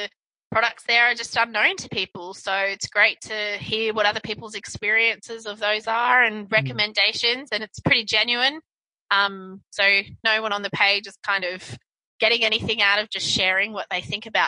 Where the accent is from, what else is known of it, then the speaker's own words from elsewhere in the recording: Brisbane, Queensland, Australia; I grew up in Brisbane, mm-hmm. Australia